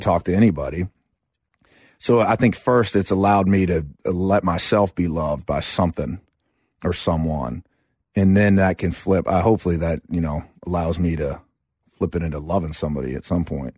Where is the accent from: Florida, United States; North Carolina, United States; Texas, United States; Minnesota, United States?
North Carolina, United States; Asheville; also born or lived in Chapel Hill, North Carolina